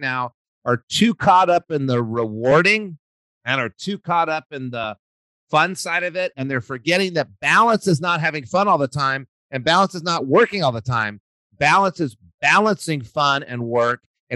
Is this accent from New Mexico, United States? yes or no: yes; New Mexico, United States; I grew up in New Mexico